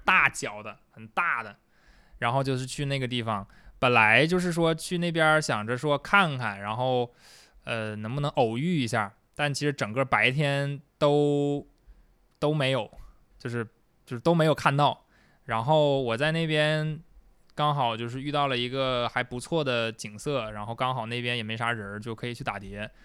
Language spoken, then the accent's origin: Chinese; Liaoyang, Liaoning, China; accent: Northeastern (Dongbei); now in Sanya, China; 我的老家辽宁，啊，对，辽宁的一个，一个小城市叫辽阳